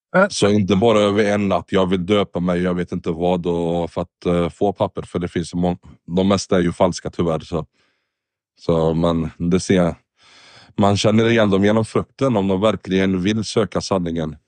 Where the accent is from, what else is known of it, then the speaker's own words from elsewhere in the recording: Sweden; also born or lived in Lebanon; Jag är från Libanon, men uppväxt i Sverige nästan. Har bott det mesta av mitt liv i Sverige